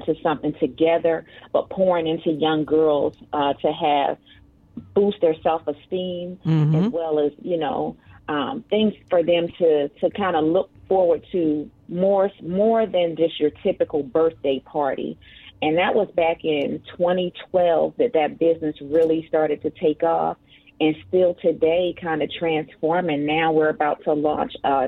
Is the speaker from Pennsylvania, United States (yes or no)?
yes; Philadelphia, Pennsylvania, United States; moved away as an adult; now in Virginia, United States; I am born and raised in Philadelphia. As you well know, I am a Philly girl